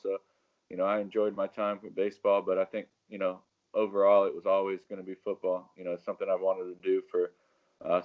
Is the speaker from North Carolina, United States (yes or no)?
yes; North Carolina, United States; also born or lived in Connecticut; I was born in Connecticut. My family moved down here when I was in fifth grade. I went to Sun Valley